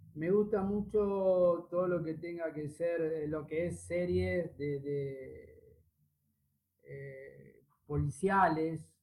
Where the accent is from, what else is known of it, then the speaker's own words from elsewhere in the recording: Vicente López, Buenos Aires Province, Argentina; also born or lived in Villa Ballester, San Martín; nací acá en, Vicente López, acá digo, en Vicente López, en, yo vivo en Villa Ballester, en Partido de San Martín